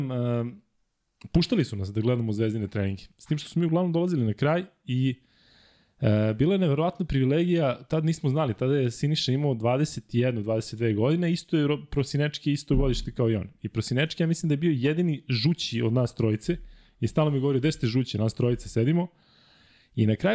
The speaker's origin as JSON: {"language": "Croatian", "region": "Belgrade", "country": "Serbia", "tie": "born or raised there", "said": "ja sam rođen u Ljutice Bogdana 2 kroz 4. To je ulica poznata po stadionu Marakana. Međutim, ovo su soliteri između Zvezdinog i Partizanovog stadiona i baš moj soliter e, je baš u sredini."}